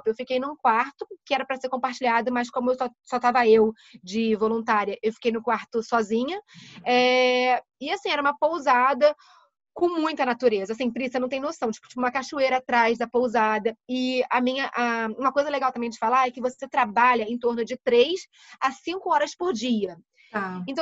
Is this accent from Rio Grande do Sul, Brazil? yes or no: no; Rio de Janeiro, Brazil; tô aqui no Rio, eu sou do Rio.